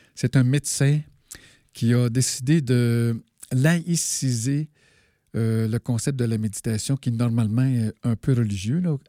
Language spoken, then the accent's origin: French; Malartic, Quebec, Canada; je suis né à Malartic, qu'on pourrait considérer comme une zone de sacrifice